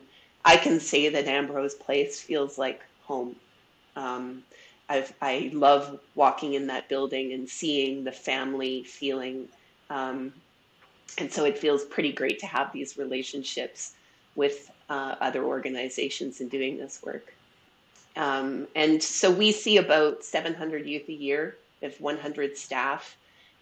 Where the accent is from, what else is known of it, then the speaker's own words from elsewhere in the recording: Edmonton, Alberta, Canada; I'm also from Edmonton, Treaty 6 territory, and born and raised